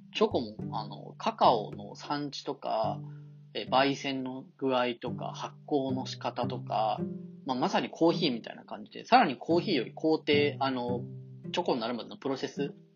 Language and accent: Japanese; Kanto, Japan; 関東に生まれて、関東でずっと生まれ育ってきて